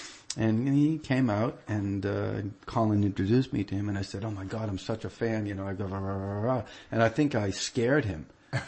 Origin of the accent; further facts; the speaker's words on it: Peabody, Massachusetts, United States; I'm from Peabody